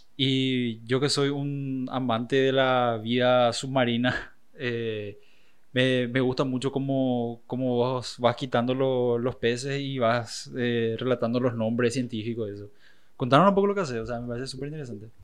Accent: Paraguay; siempre digo Sudamérica ya porque es cansador explicar que soy de Paraguay.

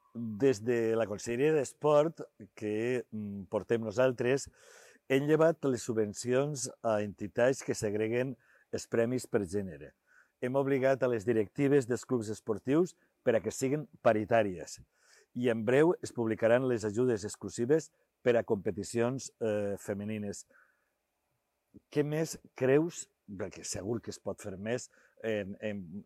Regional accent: Sueca, Valencian Community, Spain; la Mare Déu de Sales, que és la del meu poble

